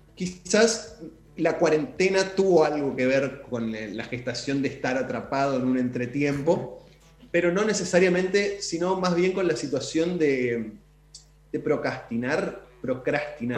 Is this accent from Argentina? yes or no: yes; Chaco, Argentina; yo soy de Chaco